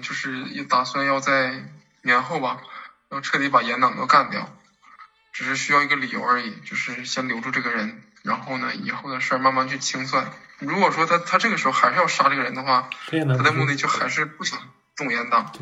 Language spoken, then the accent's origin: Chinese; China; 我们中国人